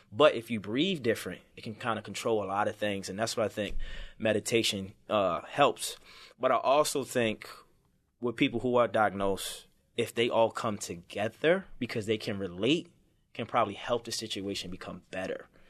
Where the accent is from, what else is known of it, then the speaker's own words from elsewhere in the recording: Baltimore, Maryland, United States; I'm from Baltimore City, so I grew up, it was tough